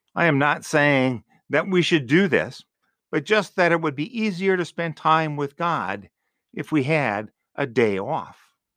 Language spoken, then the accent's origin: English; Green Bay, Wisconsin, United States; also born or lived in Marshfield, Wisconsin; growing up in Green Bay, there were a lot of businesses open on Sundays. Later, living in Marshfield